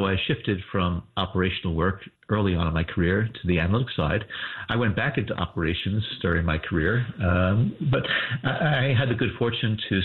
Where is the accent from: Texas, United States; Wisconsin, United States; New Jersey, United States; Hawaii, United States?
New Jersey, United States; I was just a kid growing up in New Jersey from a blue collar family.